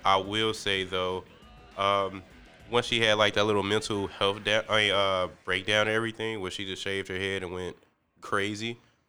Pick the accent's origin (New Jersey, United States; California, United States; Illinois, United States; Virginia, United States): Illinois, United States; Chicago; I was born and raised in Chicago, just like Frank